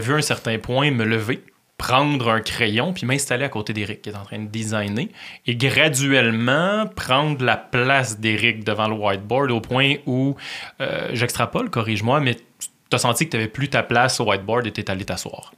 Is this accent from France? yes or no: no; Joliette, Quebec, Canada; Joliette, ma ville natale